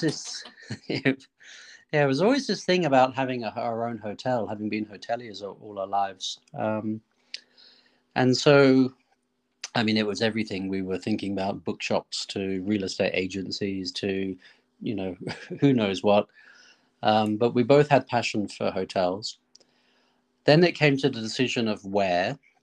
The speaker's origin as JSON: {"language": "English", "country": "Australia", "tie": "born or raised there", "moved": "yes", "said": "where I grew up in Australia"}